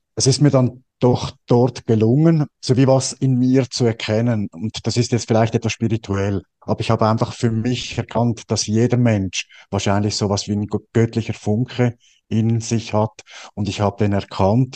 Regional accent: Switzerland; bei uns in der Schweiz

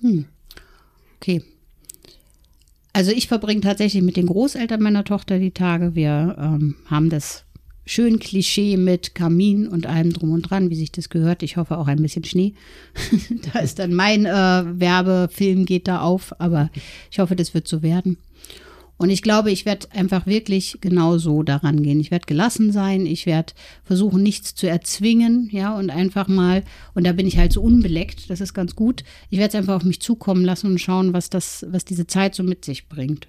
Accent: East Germany, Germany; ich bin ähm, in der DDR geboren

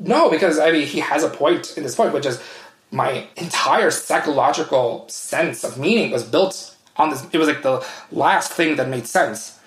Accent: United States; moved away as an adult; also born or lived in Vietnam / Sweden; now in Switzerland; my hometown is near Washington D.C.

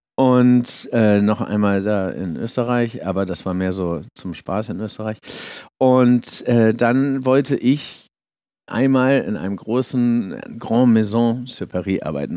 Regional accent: Hamburg, Germany; moved away as an adult; also born or lived in Schleswig-Holstein; now in France; ich komme aus Hamburg

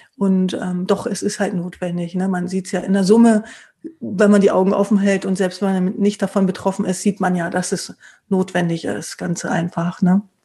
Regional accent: East Germany, Germany; bin ja selbst aufgewachsen im Osten

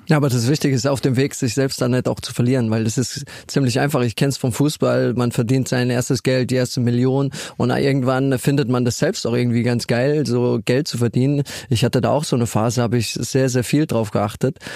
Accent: Ludwigshafen, Rhineland-Palatinate, Germany; meiner Heimatstadt Ludwigshafen

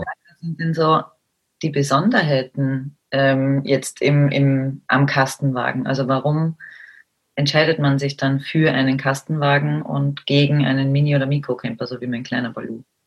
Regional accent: Austria; bei uns in Österreich

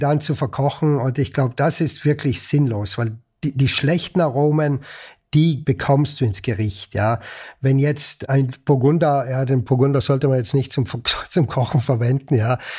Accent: Ritten, Trentino-Alto Adige, Italy; moved away as an adult; now in Salzburg, Austria; Ich bin aufgewachsen und geboren in Südtirol, bin im Herzen immer Südtiroler oder Italiener sogar mhm. und äh, lebe aber schon seit über 30 Jahren außerhalb von Südtirol.

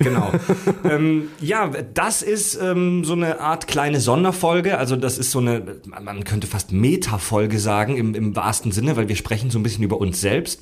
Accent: Southern Germany, Germany; moved away; zu Hause in meiner Heimat in Süddeutschland

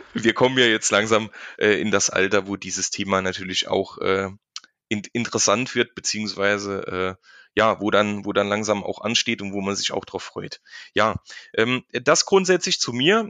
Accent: Saarland, Germany; accent: Saarland dialect; hier im Saarland spricht man saarländisch

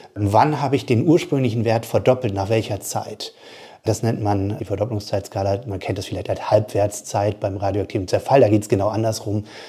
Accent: Bremerhaven, Bremen, Germany; Ich komme aus Bremerhaven, ich komme aus der Arbeiterfamilie

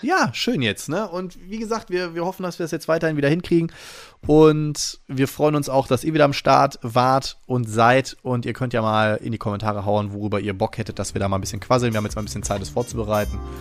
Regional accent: Friedrichshafen, Baden-Württemberg, Germany; moved away; genau in Friedrichshafen, da bin ich nämlich geboren. Da komme ich ganz ursprünglich von weg

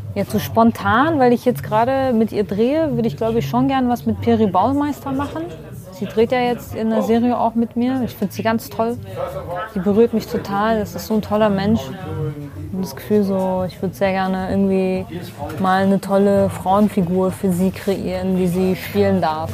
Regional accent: Duhok, Kurdistan Region, Iraq; now in Germany; meine Geburtsstadt, Dohuk

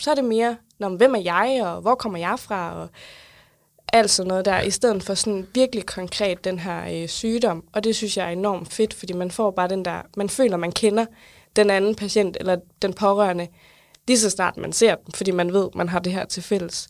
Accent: South Jutland, Southern Denmark, Denmark; now in Funen, Denmark; Jeg er opvokset i Sønderjylland, bor nu på Fyn

